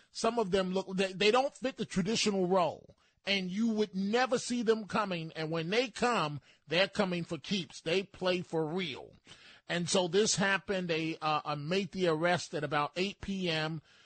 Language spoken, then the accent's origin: English; New York City, New York, United States; I'm a New Yorker